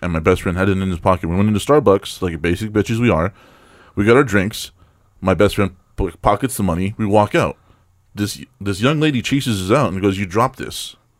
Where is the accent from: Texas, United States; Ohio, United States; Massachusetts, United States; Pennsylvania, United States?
Texas, United States; El Paso; moved away as an adult; also born or lived in Florida / Colorado; now in Indiana, United States; I grew up in El Paso, Texas. I had 120 degree summers.